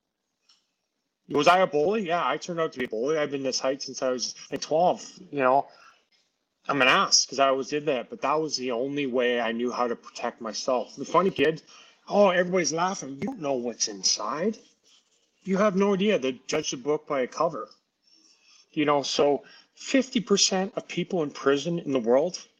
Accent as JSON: {"language": "English", "region": "Saskatchewan", "country": "Canada", "tie": "born or raised there"}